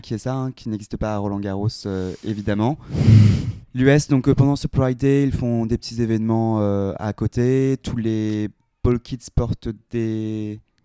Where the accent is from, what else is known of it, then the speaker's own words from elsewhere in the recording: France; on est français